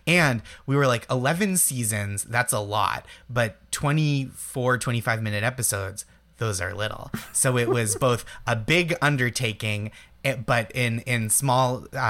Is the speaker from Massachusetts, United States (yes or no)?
yes; Stoneham, Massachusetts, United States; moved away; I'm from Stoneham, Massachusetts, personally